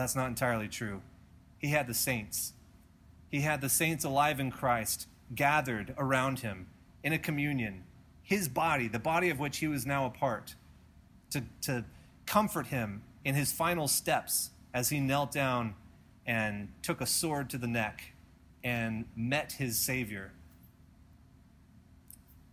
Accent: United States; We are Americans

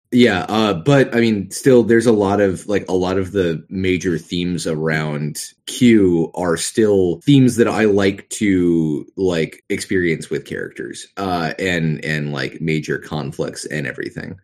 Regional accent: the South, United States; accent: Southern; growing up in the South, doing a Southern accent is very easy

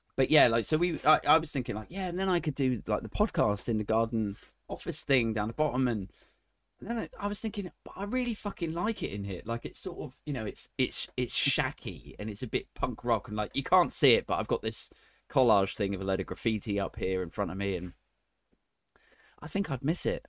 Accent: Maidenhead, South East England, United Kingdom; my hometown, Maidenhead

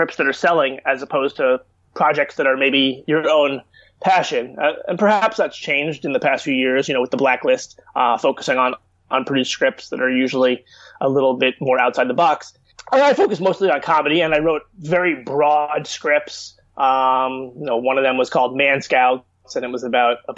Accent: Chappaqua, New York, United States; also born or lived in Washington, D.C.; I grew up in Westchester, New York. I actually grew up in the town of Chappaqua

